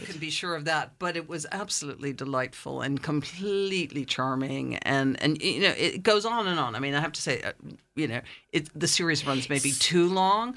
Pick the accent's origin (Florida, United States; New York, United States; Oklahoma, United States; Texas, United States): New York, United States; Amagansett; moved away as an adult; also born or lived in England; I'm originally from Amagansett